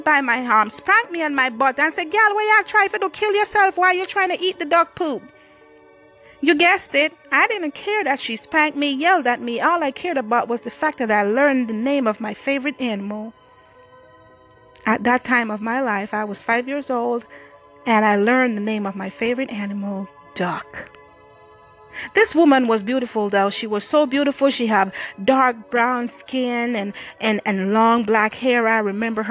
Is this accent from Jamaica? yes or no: yes; Jamaica; moved away as an adult; now in United States; I grew up in Jamaica. I came to the U.S. at age 20